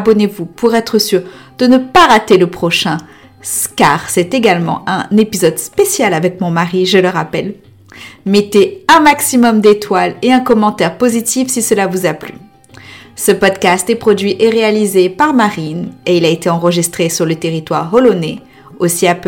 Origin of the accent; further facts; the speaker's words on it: Réunion; Parce que quand on dit qu'on est réunionnais, on a normalement tu dis pas euh, ah moi je suis créole, euh, indien, noir.